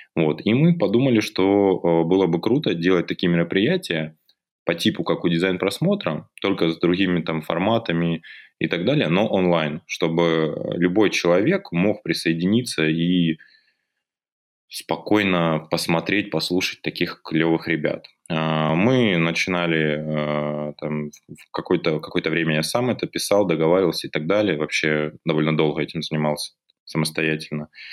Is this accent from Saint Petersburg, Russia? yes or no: no; Belgorod, Belgorod Oblast, Russia; вернулись обратно, а, в наш регион, из Белгорода